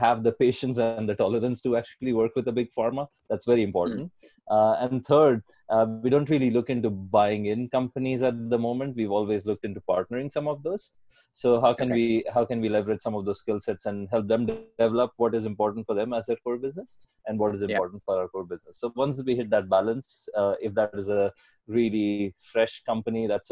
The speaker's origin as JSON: {"language": "English", "country": "India", "also_born_or_lived": "Atlanta / Paris", "moved": "as an adult", "lives_now": "Barcelona, Spain", "said": "I'm from India originally. I've been out of India for about 18 years now."}